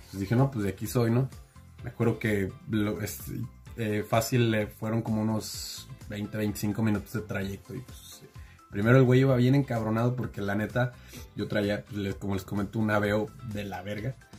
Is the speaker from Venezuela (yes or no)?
no; Mexico; como buen mexicano